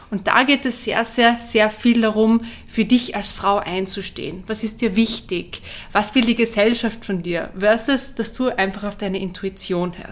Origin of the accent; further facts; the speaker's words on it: Carinthia, Austria; accent: Carinthian; now in Vienna, Austria; Ich bin ursprünglich aus Kärnten, wie man es vielleicht hört, ähm, an meinem Dialekt. Ich wohne aber in Wien